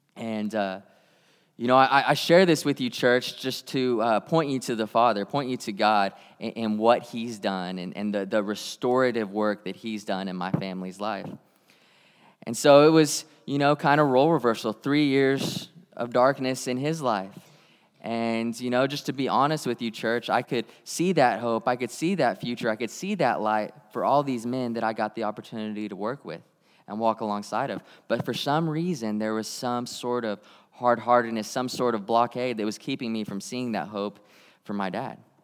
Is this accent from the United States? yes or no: yes; Tulsa, Oklahoma, United States; I grew up in Tulsa, Oklahoma